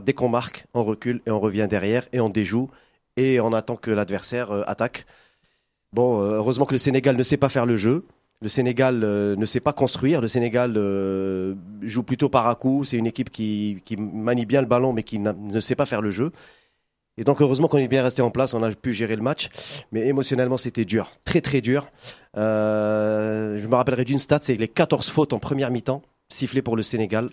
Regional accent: Algeria; on a grandi ensemble euh, en Algérie

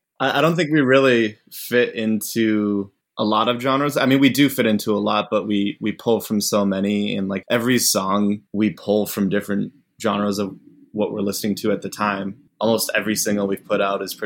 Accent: Arizona, United States; moved away as an adult; now in Chicago, United States; I'm from Arizona

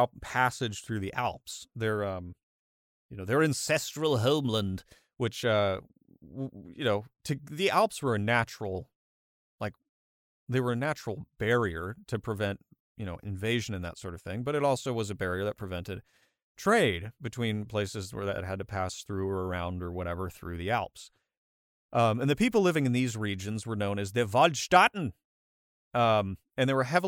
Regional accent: United States; I'm an American

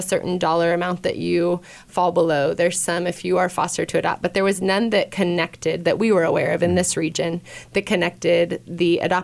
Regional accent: Kearney, Nebraska, United States; I'm from Kearney

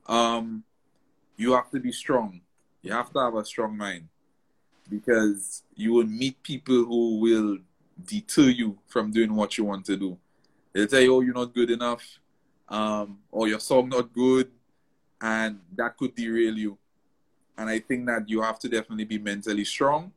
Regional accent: St. Lucia; moved away as an adult; also born or lived in New York, United States; I was born and raised in St. Lucia, lived St. Lucia my whole life

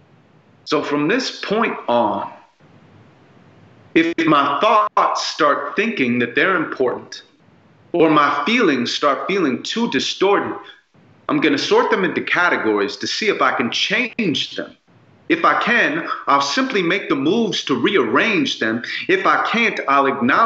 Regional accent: Santa Monica, California, United States; I grew up in Santa Monica

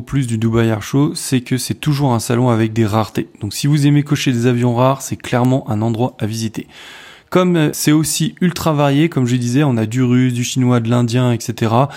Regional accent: France; je suis français

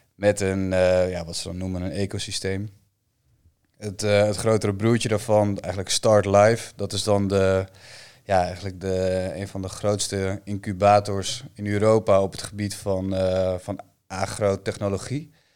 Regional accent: Bakkeveen, Friesland, Netherlands; mijn, mijn geboortedorp

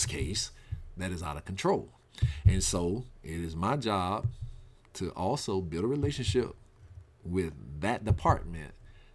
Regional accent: Mississippi, United States; now in Michigan, United States; growing up in Mississippi

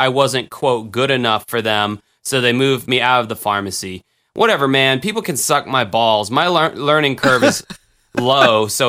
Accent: the South, United States; I'm from the South, man. What do you expect?

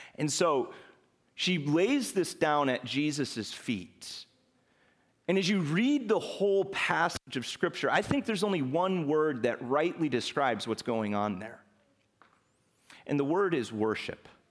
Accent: Chicago, Illinois, United States; moved away; I'm originally from Chicago

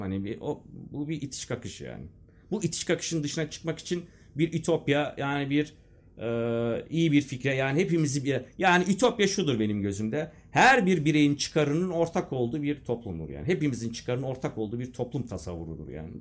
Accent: Eskişehir, Turkey; also born or lived in Castrop-Rauxel, Germany; yedi yaşındayken buraya geldim

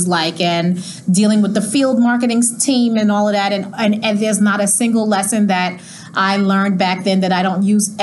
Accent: New York City, New York, United States; also born or lived in Miami, Florida; that block is 112th Road, and I grew up on that street in Jamaica, Queens

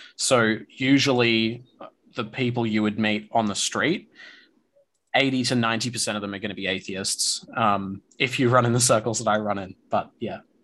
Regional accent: Australia

